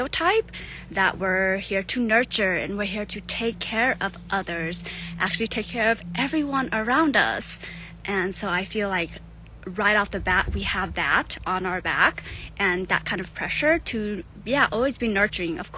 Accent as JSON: {"language": "English", "country": "United States", "tie": "born or raised there", "also_born_or_lived": "Thailand", "said": "I grew up here in America, but I was born in Thailand, and I am Hmong"}